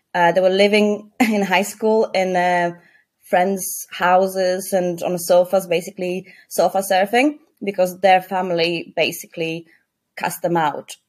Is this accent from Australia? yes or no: no; Poland; now in Leeds, United Kingdom; I came from Poland, a very Christian conservative country, I didn't really grow up with with a big sense of like a gay community